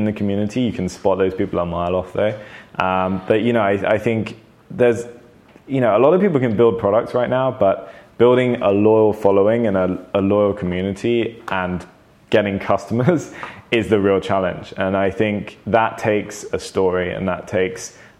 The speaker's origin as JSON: {"language": "English", "region": "London", "country": "United Kingdom", "tie": "born or raised there", "said": "I think I've always been a Londoner though. I was born in London and now I live in London."}